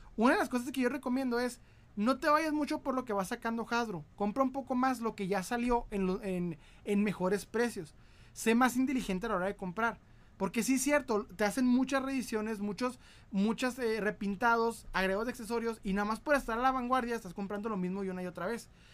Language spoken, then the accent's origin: Spanish; Ciudad Juárez, Chihuahua, Mexico; yo soy de Ciudad Juárez.